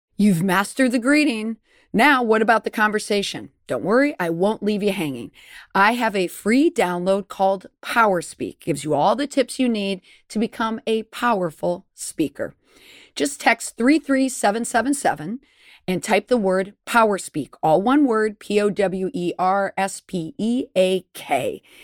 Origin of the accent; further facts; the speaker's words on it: Minnesota, United States; moved away; also born or lived in Boston; growing up in Minnesota